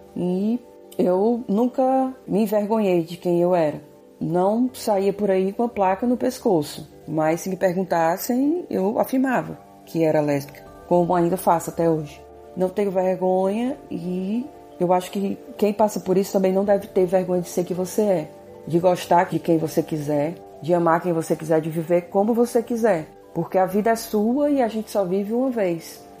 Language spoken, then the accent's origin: Portuguese; Fortaleza, Ceará, Brazil; sou de Fortaleza, Ceará e tenho 41 anos de idade